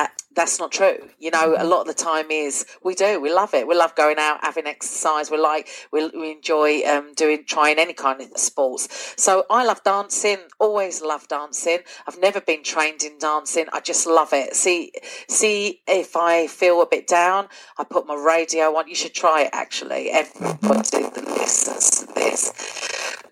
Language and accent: English; London, United Kingdom; also born or lived in Essex; now in North Lanarkshire, United Kingdom; I am from London originally and then moved to Essex